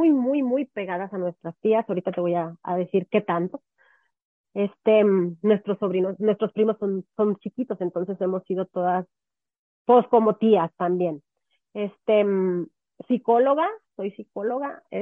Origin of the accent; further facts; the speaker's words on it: Chihuahua, Mexico; also born or lived in Cuauhtémoc / Querétaro / Oaxaca; viví una infancia muy feliz, yo siempre, bueno, soy de Chihuahua, viví en Cuauhtémoc, me fui a vivir un año, nos fuimos a Querétaro, después nos fuimos a, a Oaxaca, regresamos a Querétaro y nos venimos a vivir aquí.